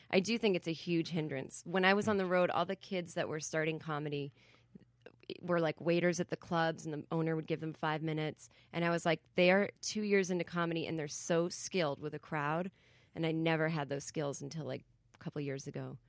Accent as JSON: {"language": "English", "region": "Massachusetts", "country": "United States", "also_born_or_lived": "New York", "moved": "as an adult", "said": "I'm from Massachusetts originally"}